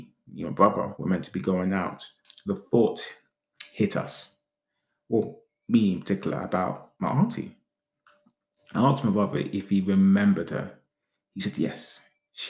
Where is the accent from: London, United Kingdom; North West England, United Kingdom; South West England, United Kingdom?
London, United Kingdom; also born or lived in Islington; the area that we grew up in Hackney